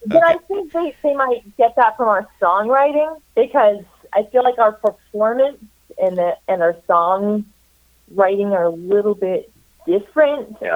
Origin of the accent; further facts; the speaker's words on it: Spearfish, South Dakota, United States; also born or lived in Baker, Montana / Minneapolis, Minnesota / Chicago, Illinois; now in Eureka Springs, United States; my family moved to a town of um, about 10,000 people in western South Dakota, Spearfish, South Dakota